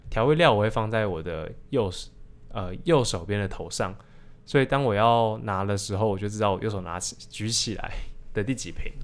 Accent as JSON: {"language": "Chinese", "region": "Taipei", "country": "Taiwan", "tie": "born or raised there", "moved": "as an adult", "lives_now": "Taichung, Taiwan", "said": "我大概每一年都会回，回我老家太台北"}